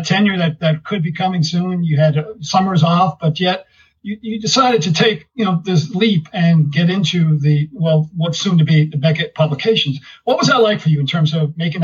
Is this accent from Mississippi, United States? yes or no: no; New York, United States; I was born in New York